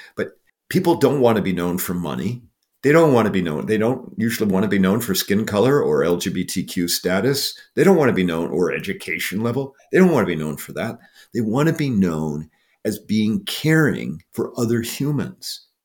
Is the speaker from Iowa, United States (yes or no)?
yes; Iowa, United States; I grew up in Iowa